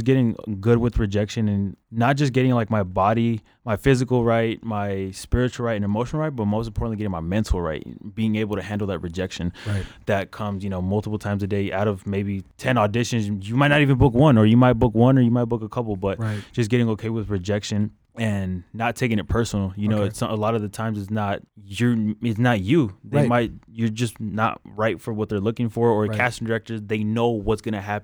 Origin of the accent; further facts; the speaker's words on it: Victorville, California, United States; also born or lived in Norwalk, California; I'm originally from Norwalk, California. But when I was 10, we moved to Victorville, which is about an hour and a half away from